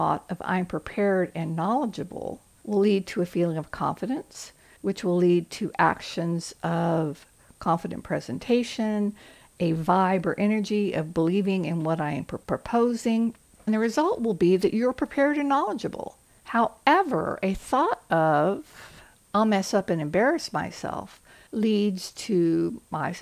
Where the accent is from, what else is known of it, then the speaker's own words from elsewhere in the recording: the South, United States; I'm from the South